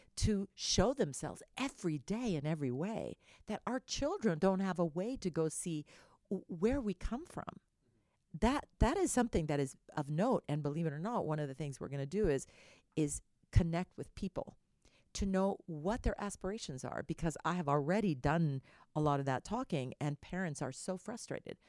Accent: El Salvador; now in Houston, United States; I was born in the San Salvador volcano

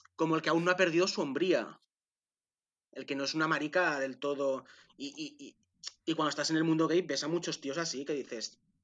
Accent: Manresa, Catalonia, Spain; nací en, en Manresa

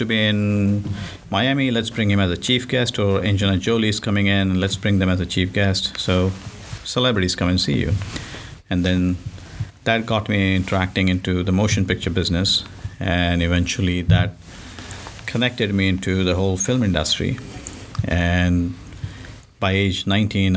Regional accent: Mumbai, Maharashtra, India; moved away; Originally, I'm from India, Bombay. It, now it's called Mumbai. So I grew up over there

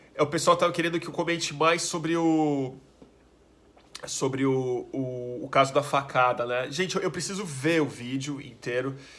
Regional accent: Brazil; a gente é brasileiro

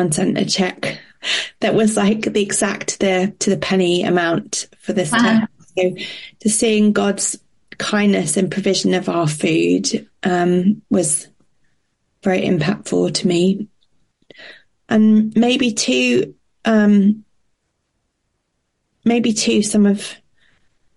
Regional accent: Portugal; I grew up in Portugal

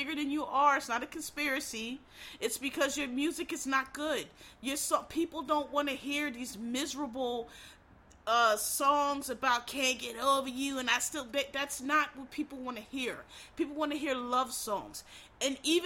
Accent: Philadelphia, Pennsylvania, United States; I'm from Philadelphia, and everybody knows Philadelphia has a very unique accent

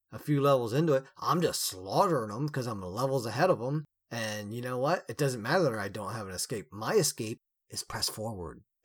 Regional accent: United States; we are all American

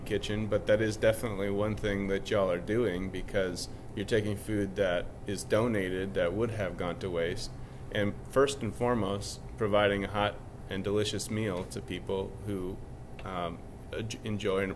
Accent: Rochester, Minnesota, United States; moved away; I'm from Rochester

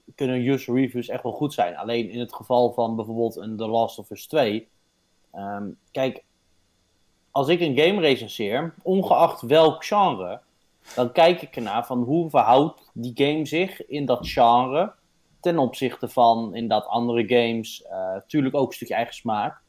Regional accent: Netherlands; wij zijn Nederlanders

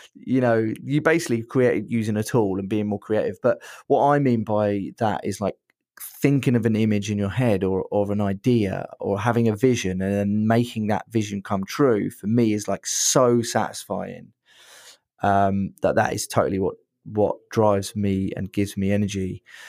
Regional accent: Brighton, South East England, United Kingdom; I'm from Brighton

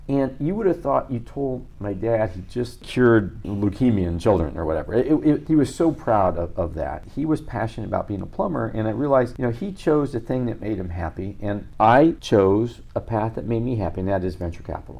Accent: Midwest, United States; now in Los Angeles, United States; I'm a formerly nice guy from Midwest. Well, I'm still from Midwest

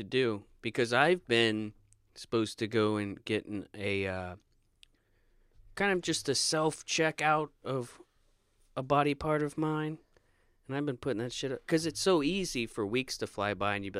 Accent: Florida, United States; No, I was there from the time I was a kid to like 21.

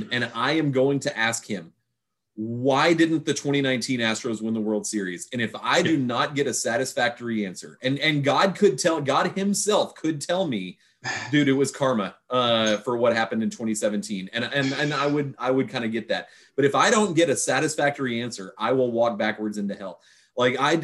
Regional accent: Houston, Texas, United States; moved away; also born or lived in Northeast United States / England; I grew up in Houston, and I've lived in sort of the Northeast

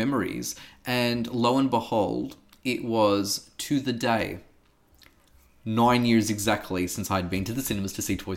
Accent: Melbourne, Victoria, Australia; because I'm from Melbourne

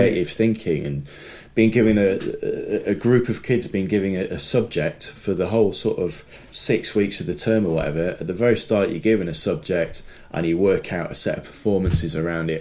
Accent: Sheffield, Yorkshire and the Humber, United Kingdom; I grew up in Sheffield

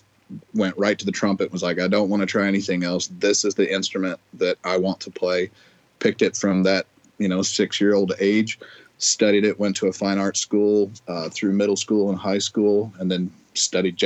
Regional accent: Georgia, United States; moved away as an adult; also born or lived in Colorado; now in Des Moines, United States; I grew up in Georgia

